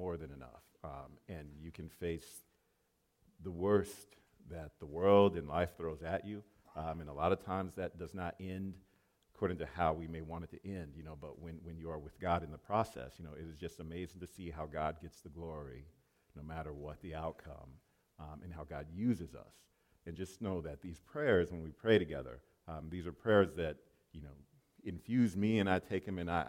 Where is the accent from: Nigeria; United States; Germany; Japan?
Japan; moved away; I used to live in Japan. I grew up in Japan, a small island off of the coast of Japan.